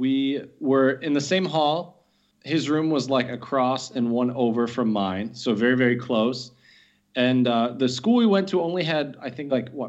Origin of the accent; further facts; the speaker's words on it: Dexter, Michigan, United States; moved away as an adult; also born or lived in Vienna, Austria / Mayen, Germany; now in Chomutov, Czech Republic; I am originally from Dexter, Michigan, which is a small town right outside of Ann Arbor, Michigan. I spent most of my life there, but I studied abroad in Vienna, Austria in 2012 and 2013. After that, I was a German teacher in Germany for the summers of 2015 and 2016